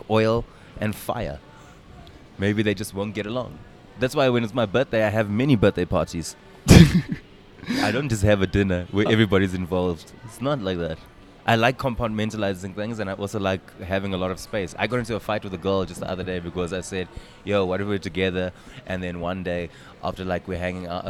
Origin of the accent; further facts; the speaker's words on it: South Africa; as South African comedians